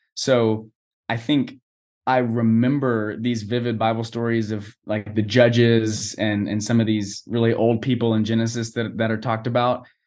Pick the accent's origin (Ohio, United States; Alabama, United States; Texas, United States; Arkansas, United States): Texas, United States; Boerne; now in College Station, United States; I was born and raised in Burney, Texas